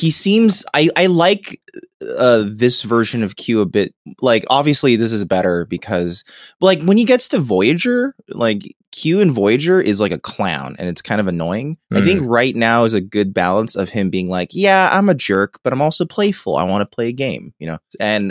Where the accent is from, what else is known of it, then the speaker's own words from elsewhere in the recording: Southern United States, United States; accent: southern; And I'm gonna just speak on the mic like in my southern accent without worrying anymore.